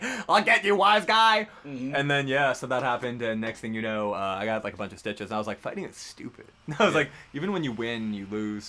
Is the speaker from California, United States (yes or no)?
yes; Los Angeles, California, United States; being a Jewish kid growing up in West LA.